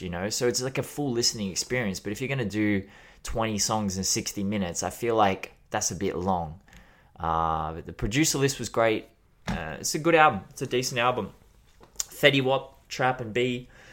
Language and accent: English; Australia; as an Australian